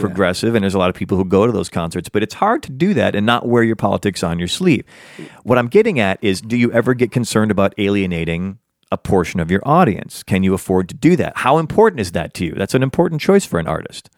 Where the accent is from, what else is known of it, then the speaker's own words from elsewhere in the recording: United States; I'm an American. I pay taxes in America. I speak the American version of English